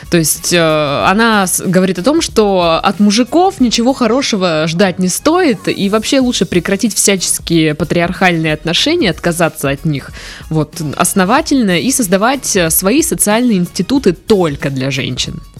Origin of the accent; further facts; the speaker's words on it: United States; Russian is a second language; now in Russia; Я недавно приехала в Россию, и мне очень интересно услышать ваше мнение по поводу феминизма. Я сама из Америки